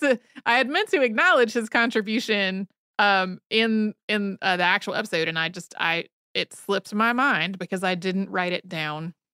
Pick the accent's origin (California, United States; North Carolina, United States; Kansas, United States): North Carolina, United States; I grew up in North Carolina, so we had a whole classroom unit about the Trail of Tears